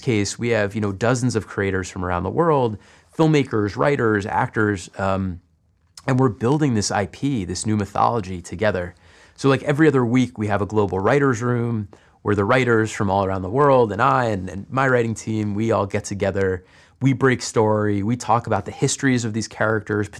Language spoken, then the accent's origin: English; United States; as an American writer